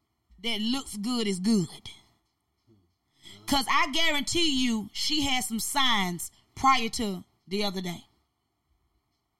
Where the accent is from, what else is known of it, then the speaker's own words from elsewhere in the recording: Albany, Georgia, United States; that's my city. That's where I'm from, born and bred